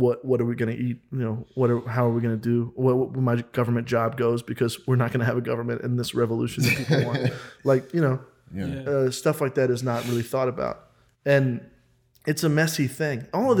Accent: Kansas, United States; I'm from Kansas

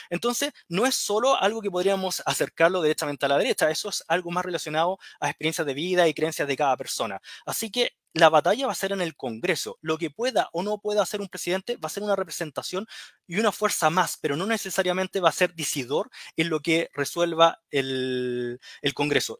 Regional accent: Chile; Estamos como chilenos

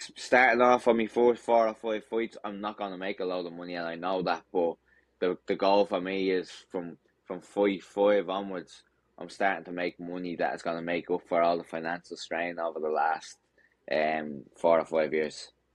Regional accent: Dublin, Leinster, Ireland; my hometown of Dublin

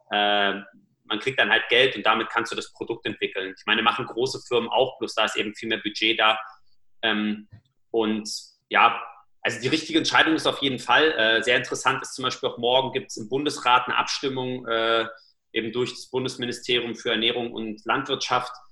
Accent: Germany; Das ist so, wo ich sage, als Deutscher mit unserem Level

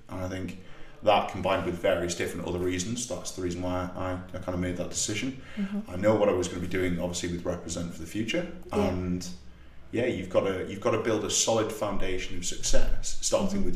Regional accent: North East England, United Kingdom; accent: Geordie; the northeast of England, you know, the single biggest area of unemployment in the UK, where I'm from, even though my accent varies quite a lot depending on if I'm speaking to a Geordie or somebody else, slip back into it very, very easily and comfortably

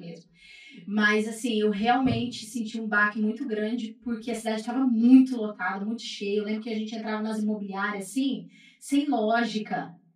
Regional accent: Maringá, Paraná, Brazil; also born or lived in Pará; E aí eu fui criada então, né? Praticamente criada aqui no Paraná, mas eu sou paraense

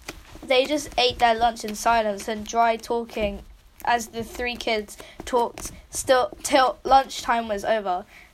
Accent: United Kingdom; I'm actually British.

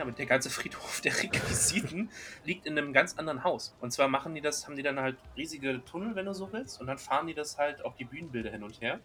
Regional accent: Berlin, Germany; bei uns in Berlin

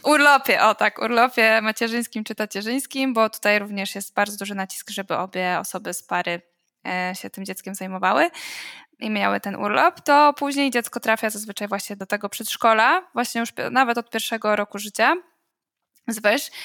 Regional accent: Poland; now in Trondheim, Norway; my z Polski

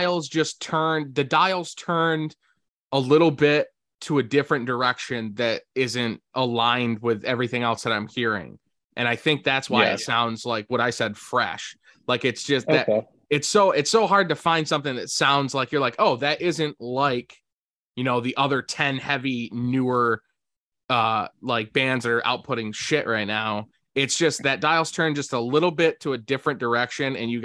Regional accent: Syracuse, New York, United States

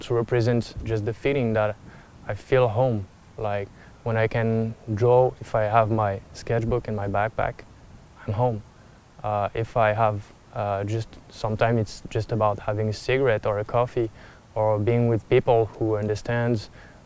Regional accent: Montpellier, Occitania, France; English is a second language; I'm from South France, Montpellier

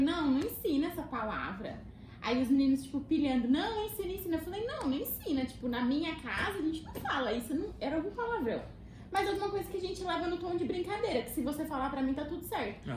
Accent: Brazil; moved away as an adult; now in Washington, D.C., United States; eu sou brasileira

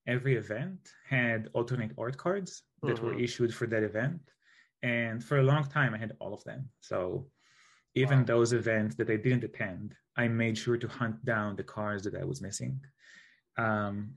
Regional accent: Israel; I'm from Israel

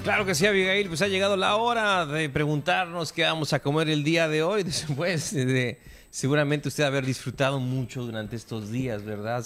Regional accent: Mexico; somos mexicanos y este es nuestro país, es nuestro hogar

